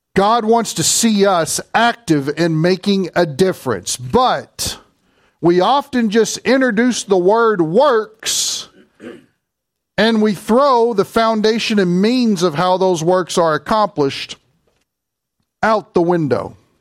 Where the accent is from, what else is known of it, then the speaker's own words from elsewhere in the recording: Kentucky, United States; accent: Kentucky; my Kentucky accent